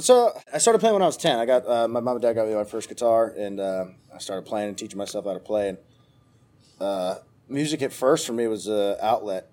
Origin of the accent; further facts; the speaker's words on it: Cresson, Pennsylvania, United States; moved away as an adult; now in Nashville, United States; I'm originally from Pennsylvania, a little tiny town called Cresson